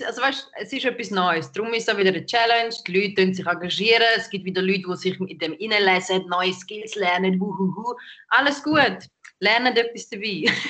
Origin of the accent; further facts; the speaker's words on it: St. Gallen, Switzerland; now in Zürich, Switzerland; ich bin nicht da aufgewachsen. Ich komme aus St. Gallen ursprünglich